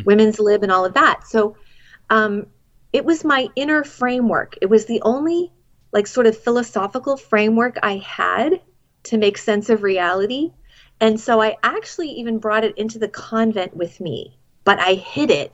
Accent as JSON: {"language": "English", "town": "Boston", "region": "Massachusetts", "country": "United States", "moved": "yes", "said": "I'm originally from Boston"}